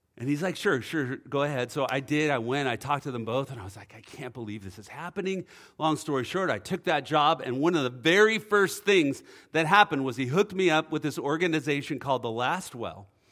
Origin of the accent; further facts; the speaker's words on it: Oceanside, California, United States; I grew up in Oceanside